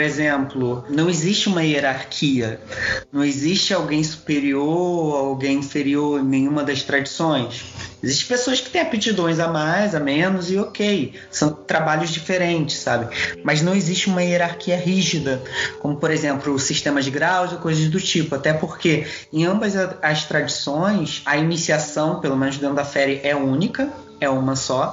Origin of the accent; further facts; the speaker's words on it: Duque de Caxias, Rio de Janeiro, Brazil; centro da minha cidade natal, que é aqui do lado do Rio de Janeiro, que é Duque de Caxias